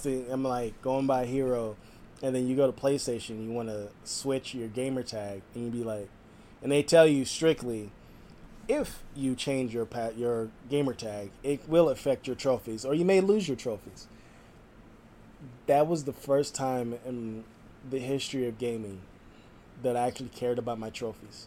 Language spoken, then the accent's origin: English; West Coast, United States; someone who's born and raised on the West Coast